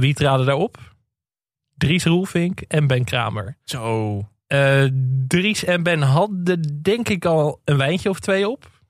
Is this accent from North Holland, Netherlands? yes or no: yes; West Friesland, North Holland, Netherlands; ik kom uit West-Friesland, dus ik ben wel een beetje wind gewend.